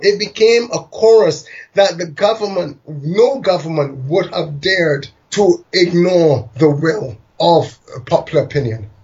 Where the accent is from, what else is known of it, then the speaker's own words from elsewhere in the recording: London, United Kingdom; moved away; I was born in London to migrant parents one from Barbados, one from India.